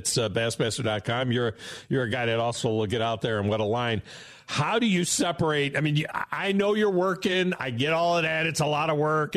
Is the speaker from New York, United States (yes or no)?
yes; Finger Lakes, New York, United States; moved away; up north where I grew up in the Finger Lakes